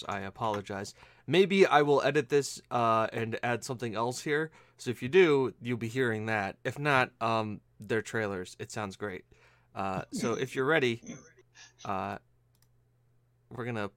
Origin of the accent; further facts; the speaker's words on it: United States; being an American